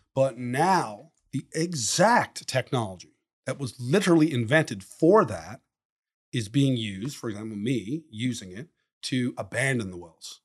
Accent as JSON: {"language": "English", "region": "Newfoundland and Labrador", "country": "Canada", "tie": "born or raised there", "also_born_or_lived": "Western Canada", "moved": "as an adult", "said": "my hometown"}